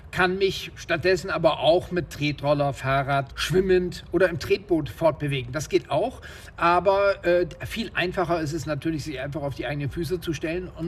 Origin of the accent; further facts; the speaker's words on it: Oldenburg, Lower Saxony, Germany; Im Umland der Stadt Oldenburg, wo ich herkomme, haben wir Wälder, Moore, Wiesen besucht.